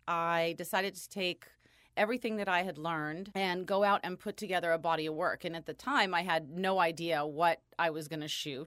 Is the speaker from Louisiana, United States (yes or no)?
no; California, United States; born and raised in California.